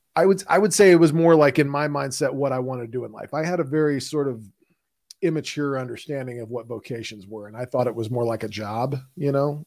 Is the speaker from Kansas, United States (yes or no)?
no; Houston, Texas, United States; When you grow up in Houston, Texas, Houston doesn't have sidewalks and we don't have mass transit.